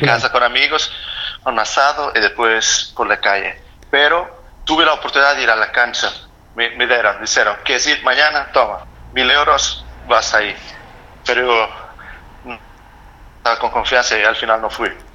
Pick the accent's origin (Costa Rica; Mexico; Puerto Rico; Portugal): Portugal; Spanish is a second language; now in Germany